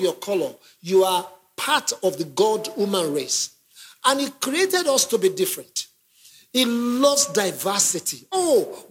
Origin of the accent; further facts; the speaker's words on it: Nigeria; now in London, United Kingdom; I'm originally from Nigeria